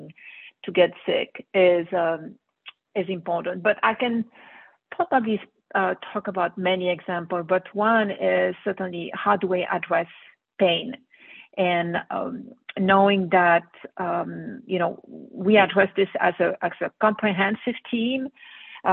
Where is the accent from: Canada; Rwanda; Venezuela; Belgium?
Belgium; Brussels, Brussels-Capital Region; moved away as an adult; now in United States; I grew up in Belgium, Brussels, where I went to medical school, and then moved into the U.S.